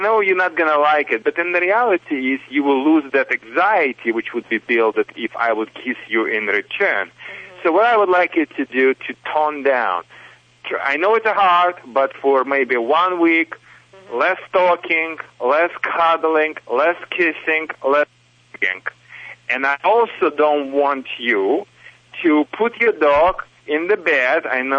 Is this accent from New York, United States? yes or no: no; Michigan, United States; accent: Michigan; English is a second language; also born or lived in Soviet Union; It's not a Russian accent, you know. It's a Michigan accent because I'm from Michigan, but originally from Soviet Union, of course, but not from Kazakhstan.